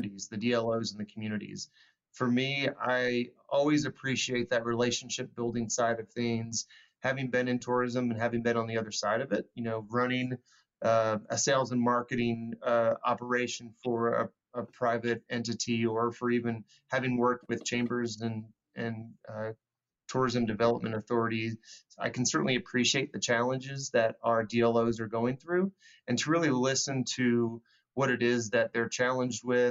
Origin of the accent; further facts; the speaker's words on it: Greensboro, North Carolina, United States; moved away as an adult; growing up in the South, I grew up in Greensboro